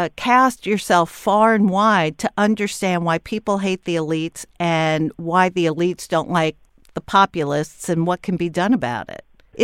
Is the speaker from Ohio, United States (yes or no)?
no; New York, United States; I'm 21. I'm Ivy League educated. I come from New York.